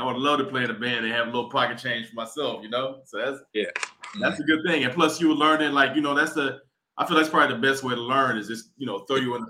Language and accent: English; Atlanta, Georgia, United States; moved away as an adult; now in Washington, D.C., United States; I'm from Atlanta, I'm not from D.C. So when I came up here to D.C. in 2011